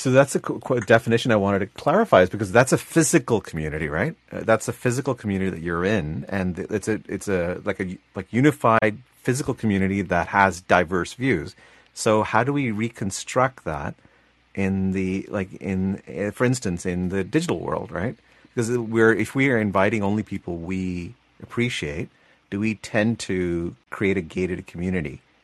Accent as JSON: {"language": "English", "country": "Canada", "said": "as a Canadian"}